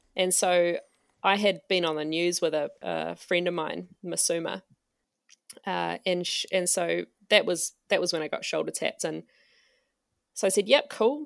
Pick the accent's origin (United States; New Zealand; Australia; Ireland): New Zealand; Auckland; I am from, uh, Tamaki Makoto